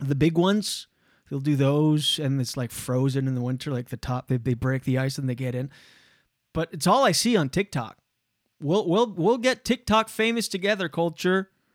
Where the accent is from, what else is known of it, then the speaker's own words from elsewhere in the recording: Canada; We're Canadian